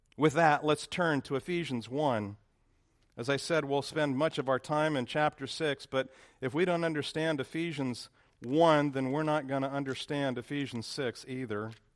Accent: Lancaster, California, United States; moved away as an adult; now in Dallas, United States; where I grew up in Lancaster

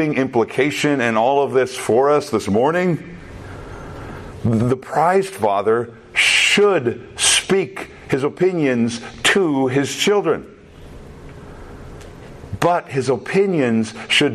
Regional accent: Minnesota, United States; also born or lived in Texas; I came from Minnesota to Texas. Up in Minnesota, we say things a little bit different than the way they speak down there in Texas.

